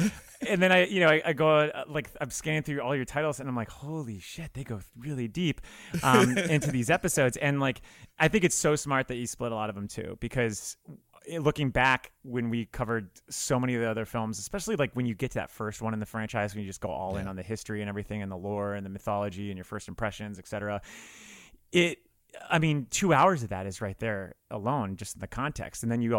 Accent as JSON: {"language": "English", "region": "South Florida", "country": "United States", "said": "So I'm from South Florida, and I am, I'm 36 this year. So I was about 14 years old when this movie came out."}